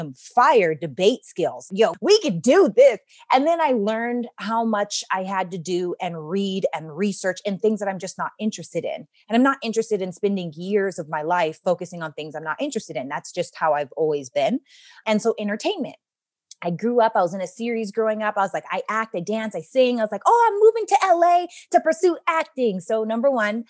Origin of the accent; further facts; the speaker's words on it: Regina, Saskatchewan, Canada; I'm from Regina, Saskatchewan, Canada